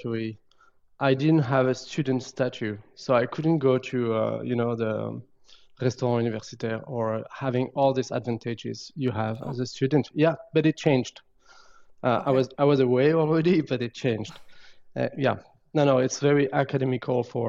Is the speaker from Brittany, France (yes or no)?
yes; Brittany, France; English is a second language; moved away as an adult; also born or lived in Saint-Brieuc, France / Finland; now in Canada; in Brittany, I grew up near the sea.